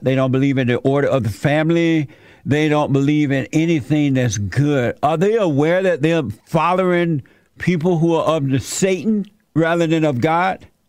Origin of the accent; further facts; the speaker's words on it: Alabama, United States; I grew up in Alabama under a plantation